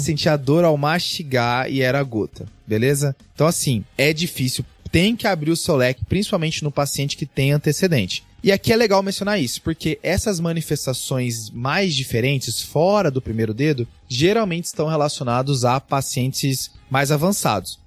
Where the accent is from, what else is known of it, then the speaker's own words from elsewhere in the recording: Cáceres, Mato Grosso, Brazil; eu nasci em Cáceres